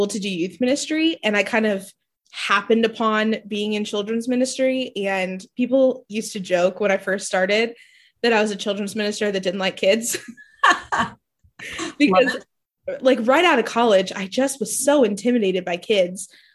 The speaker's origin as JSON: {"language": "English", "region": "Indiana", "country": "United States", "said": "I'm from Indiana."}